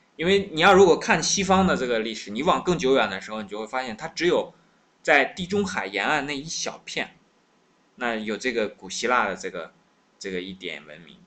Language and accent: Chinese; China; 我们自己作为中国人呢